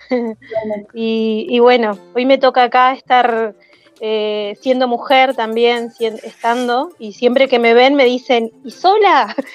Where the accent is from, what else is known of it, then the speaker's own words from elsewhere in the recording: Centenario, Neuquén, Argentina; de Centenario, de Neuquén, de la, bueno, Neuquén, ahí la Patagonia